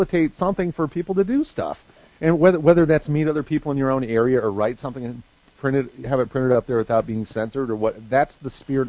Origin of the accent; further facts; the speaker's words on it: Midwest, United States; moved away as an adult; also born or lived in Southern California; I grew up in the Midwest